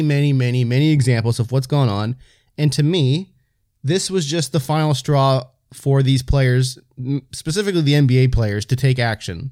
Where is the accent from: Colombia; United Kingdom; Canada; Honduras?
Canada; the Maritimes; white dudes from Maritimes in Canada